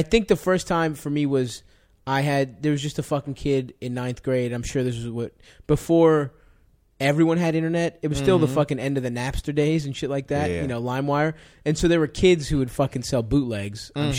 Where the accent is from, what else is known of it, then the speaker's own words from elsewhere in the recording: Baltimore, Maryland, United States; I grew up in Baltimore